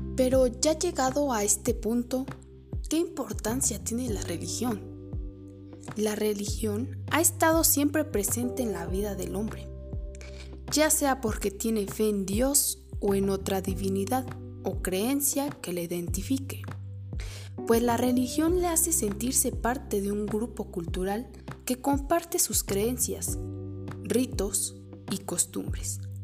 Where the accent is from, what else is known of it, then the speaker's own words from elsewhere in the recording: San Simón de Guerrero, State of Mexico, Mexico; originaria de San Simón de Guerrero, México